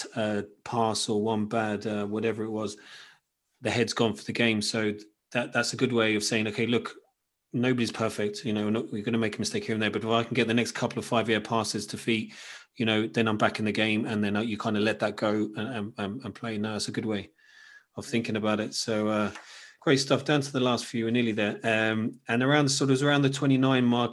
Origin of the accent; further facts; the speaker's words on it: Cambridge, East of England, United Kingdom; that's where I grew up, Cambridge, it's my hometown club.